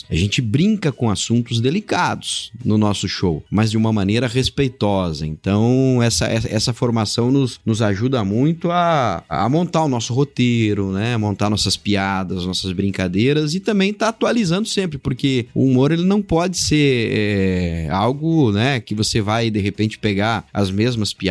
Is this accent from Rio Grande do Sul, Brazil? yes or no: yes; Rio Grande do Sul, Brazil; eu é, morei boa parte ali da minha infância no Rio Grande do Sul